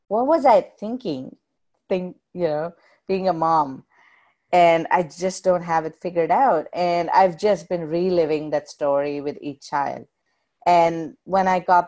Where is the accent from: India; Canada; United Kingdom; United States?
India; South India; moved away; when I was growing up in India